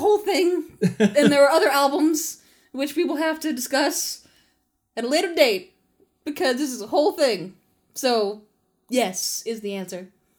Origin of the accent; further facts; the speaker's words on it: United Kingdom; I'm British.